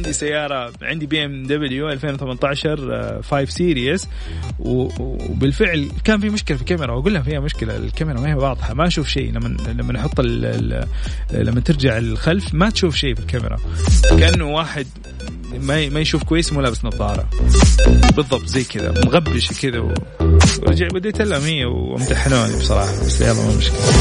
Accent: Saudi Arabia; كأول سعودي

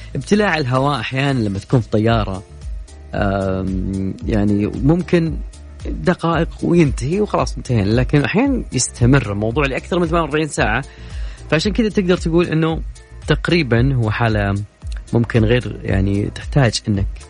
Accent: Saudi Arabia; كلنا كسعوديين

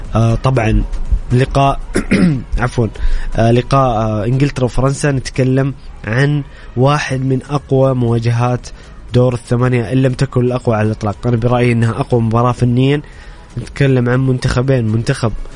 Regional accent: Saudi Arabia

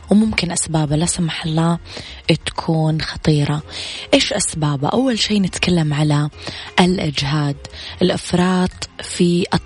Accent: Riyadh, Riyadh Province, Saudi Arabia; الو السلام عليكم … من الرياض

